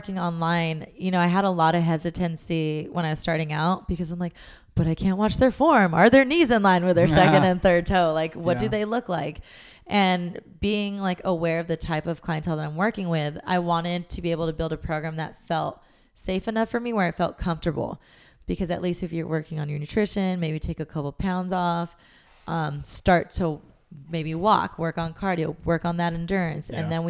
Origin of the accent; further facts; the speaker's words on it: Long Beach, California, United States; now in Los Angeles, United States; it sound like I'm from New York. I came from like Long Beach.